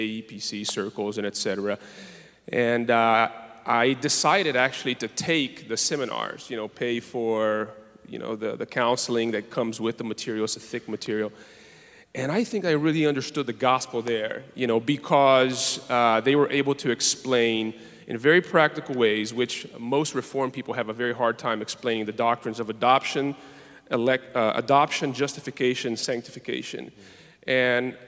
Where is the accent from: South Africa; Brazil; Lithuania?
Brazil; moved away as an adult; I'm from Brazil